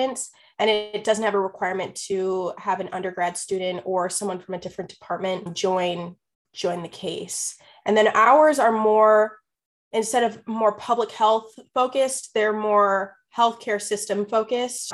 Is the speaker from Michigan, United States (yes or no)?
no; Washington, District of Columbia, United States; now in Iowa City, United States; I'm from Washington, D.C.